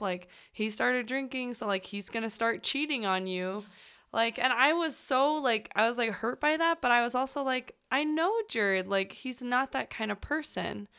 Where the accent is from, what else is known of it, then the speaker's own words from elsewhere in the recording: St. Louis, Missouri, United States; moved away; I'm originally from Saint Louis